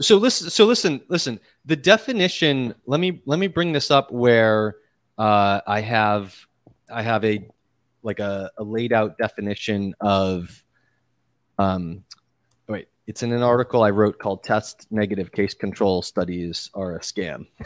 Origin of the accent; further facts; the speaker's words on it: Massachusetts, United States; now in New York City, United States; I grew up in Massachusetts.